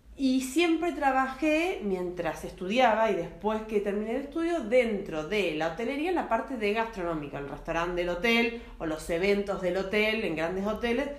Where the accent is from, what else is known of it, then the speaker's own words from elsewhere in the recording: Carlos Casares, Buenos Aires Province, Argentina; moved away; also born or lived in Santa Rosa, La Pampa; yo soy nacida en Carlos Pazares provincia de Buenos Aires